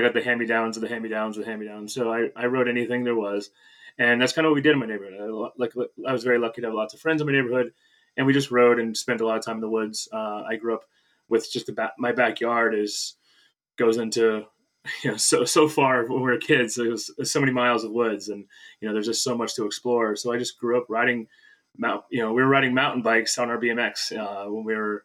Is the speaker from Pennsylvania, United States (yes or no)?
yes; Pittston, Pennsylvania, United States; now in Wyncote, United States; in Pittston, Pennsylvania, my hometown